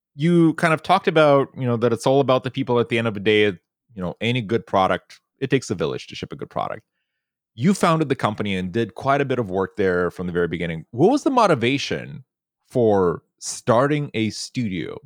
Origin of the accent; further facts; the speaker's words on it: Moldova; moved away; growing up in Eastern Europe and back in Moldova